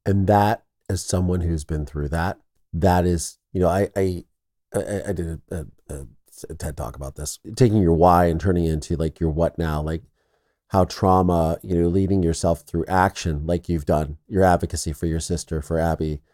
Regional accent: Midwest, United States; I'm from the Midwest

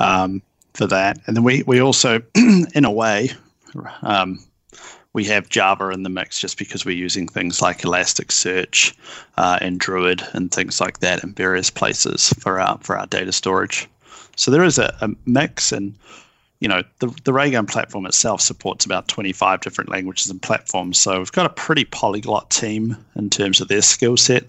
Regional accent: New Zealand; moved away as an adult; now in Seattle, United States; I'm from New Zealand, although I hail now from Seattle

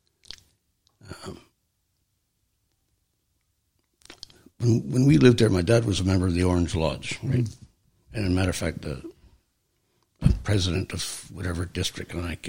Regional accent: Belfast, Northern Ireland, United Kingdom; moved away as an adult; now in Canada; growing up in Ireland

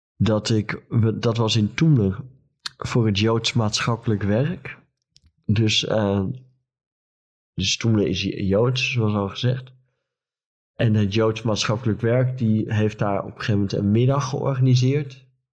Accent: Friesland, Netherlands; ik kom uit Friesland

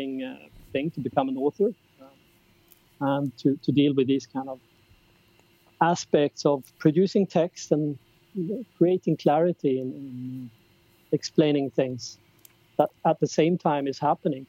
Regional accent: Karlstad, Värmland, Sweden; moved away as an adult; also born or lived in Gothenburg, Sweden / London, United Kingdom; I grew up in Sweden. I was born and spent my first 20 years in Karlstad, a small city

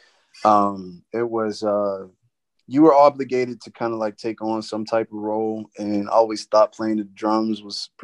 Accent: Beaver County, near Pittsburgh, Pennsylvania, United States; I grew up in like a county called Beaver County, which is like 40 minutes outside the city

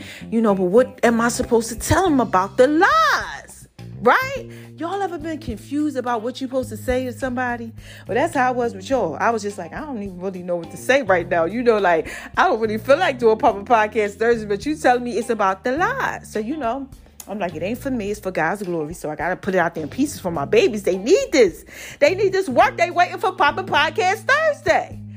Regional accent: New Jersey, United States; I'm from Jersey

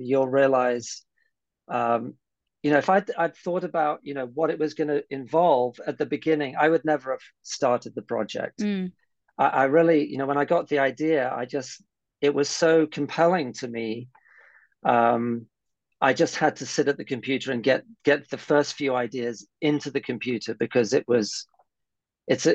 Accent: United Kingdom; I am British. I have a Norwegian mother.

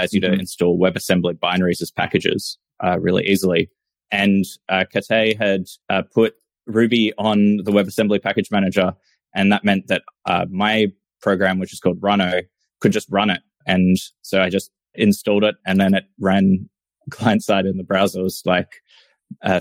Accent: Australia; I'm a software engineer from Australia.

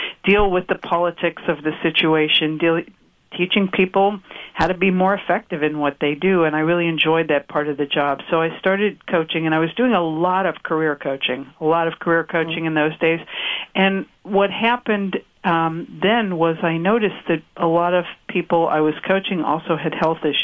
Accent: New York, United States; moved away; also born or lived in Silicon Valley; … and I grew up in New York

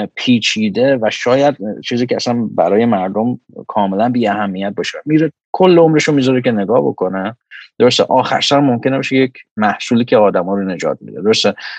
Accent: Iran; moved away; من آدمی هم که ایران بزرگ شدم

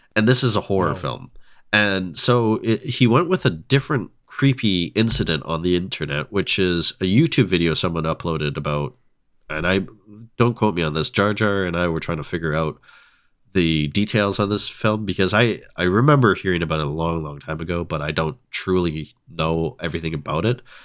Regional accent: Ontario, Canada; I'm from Ontario

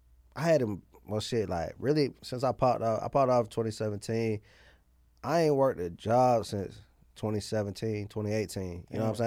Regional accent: Atlanta, Georgia, United States; Yeah, East side.

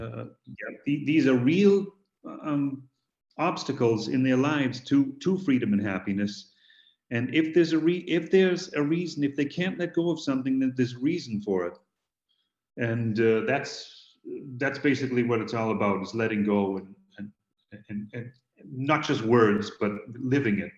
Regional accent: Boston, Massachusetts, United States; I'm from Boston

